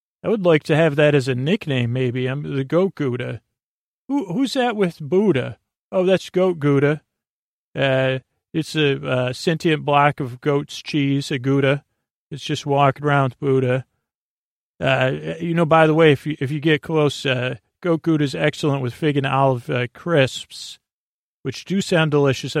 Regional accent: New York, United States; moved away; I grew up in the New York area, New York State

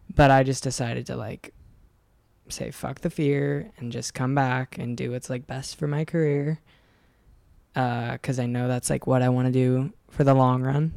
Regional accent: Oregon, United States; moved away as an adult; also born or lived in Encinitas, California; now in Los Angeles, United States; I was like 18, so I moved away from Oregon, and I lived in Encinitas

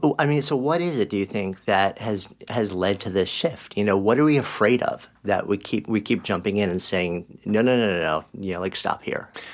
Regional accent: outside New York City, United States; I grew up outside of New York City in a small town

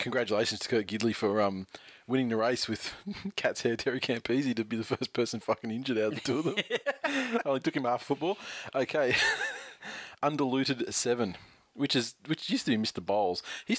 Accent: New Zealand; It's funny, a couple of people have made comments, blah, blah, blah, but I'm from New Zealand.

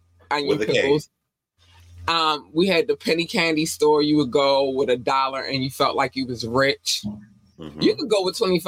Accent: Baltimore, Maryland, United States; also born or lived in North Carolina; I was born in North Carolina. We moved here when I was 8 going on 9. And so Baltimore raised me

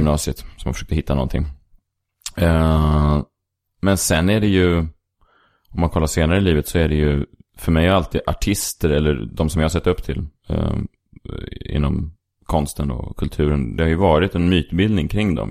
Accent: Stockholm, Stockholm County, Sweden; now in Stockholm, Sweden; jag är uppvuxen på eh, Sankt Eriksplan

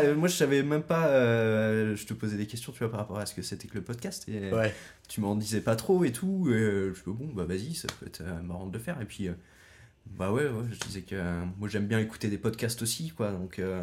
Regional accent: France; also born or lived in Pont-la-Huée (birthplace, as transcribed); j'ai grandi à Plumeur

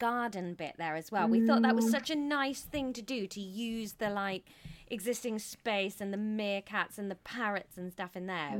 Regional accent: South West England, United Kingdom; accent: Somerset; I'm very posh Somerset, you see.

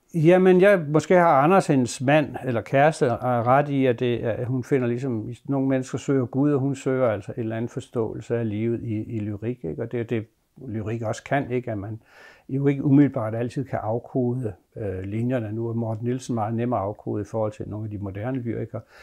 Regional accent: Bogense, Southern Denmark, Denmark; min barndomsby, Bogense

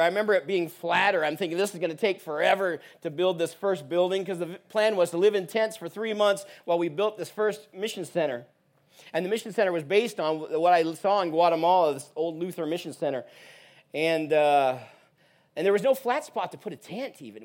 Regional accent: Portland, Oregon, United States; moved away as an adult; now in Uganda; I'm actually originally from Portland, Oregon

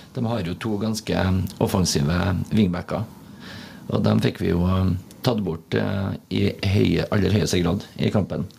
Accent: Trøndelag, Norway; som trønder

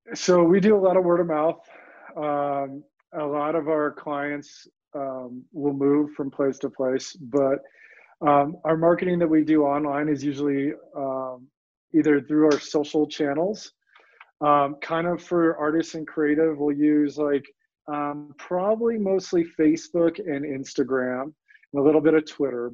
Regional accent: Colorado, United States; also born or lived in New York; growing up in Colorado

